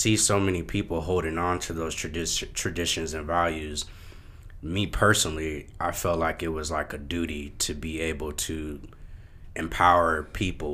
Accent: Oakland, California, United States; growing up in Oakland

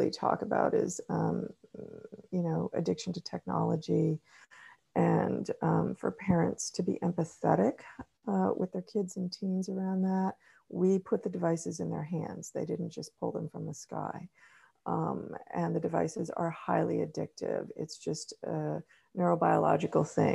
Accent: California, United States; growing up in California

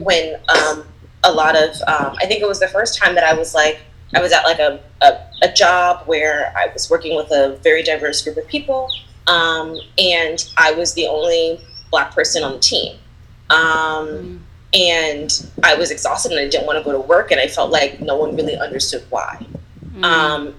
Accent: Philadelphia, Pennsylvania, United States; I grew up in Philly. I'm born and raised from there

